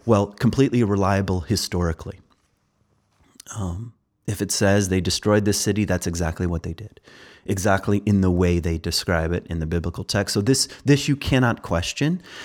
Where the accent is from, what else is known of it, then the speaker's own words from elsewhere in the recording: Virginia, United States; I'm from Virginia